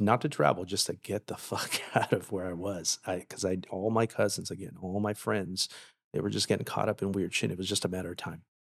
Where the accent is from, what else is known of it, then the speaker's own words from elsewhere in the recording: Paramount, California, United States; I grew up in Paramount